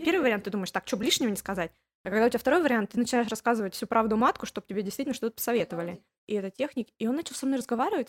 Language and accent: Russian; Khabarovsk, Khabarovsk Krai, Russia; moved away as an adult; also born or lived in Voronezh; now in Barcelona, Spain; я же из Хабаровска